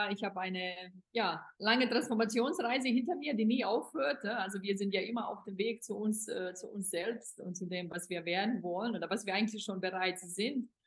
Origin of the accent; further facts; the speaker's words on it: Bosnia & Herzegovina; im Sommer bin ich dann in Europa, also auch in meiner Heimat, Bosnien und Herzegowina